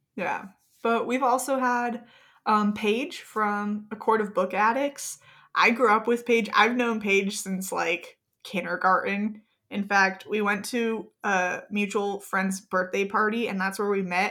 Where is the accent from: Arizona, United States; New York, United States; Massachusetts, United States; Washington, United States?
Arizona, United States; Gilbert; I grew up in Gilbert, Arizona with my wonderful, amazing, beautiful, fantastic siblings.